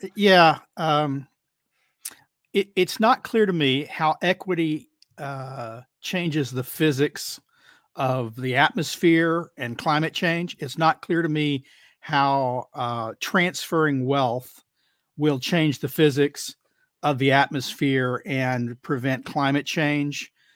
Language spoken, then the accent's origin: English; Texas, United States; I'm Texan